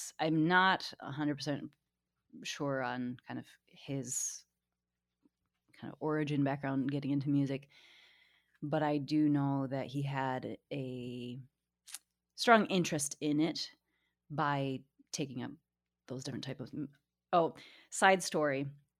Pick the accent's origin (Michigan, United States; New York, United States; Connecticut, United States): Michigan, United States; Portage; So Portage is definitely a suburb town. We didn't really, even though we were close to Kalamazoo, we didn't really go downtown.